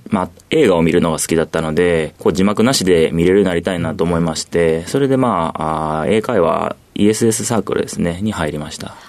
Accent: Wakayama, Japan; moved away as an adult; also born or lived in Kyoto; 和歌山県和歌山市出身でございます

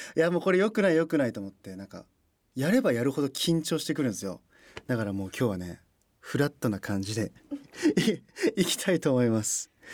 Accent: Toyokawa, Aichi, Japan; moved away as an adult; now in Tokyo, Japan; 出身地は愛知県豊川市です

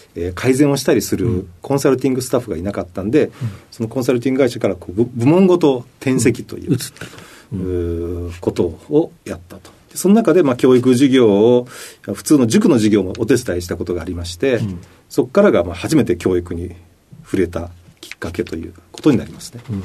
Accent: Yamaguchi, Japan; also born or lived in Kochi Prefecture; 生まれたのは高知県で、うん、その後すぐに山口県で育った

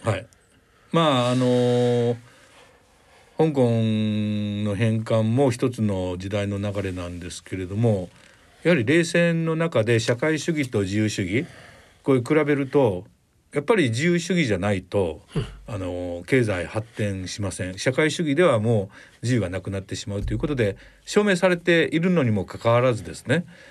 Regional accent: Kochi, Japan; 地元のですね高知県にいまして

